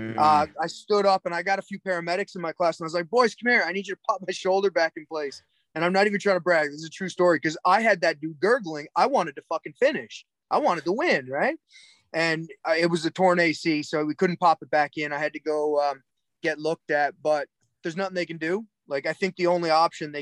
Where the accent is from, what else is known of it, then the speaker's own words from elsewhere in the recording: Cape Breton, Nova Scotia, Canada; also born or lived in Alberta; Cape Breton admits we're from Nova Scotia. We're from Cape Breton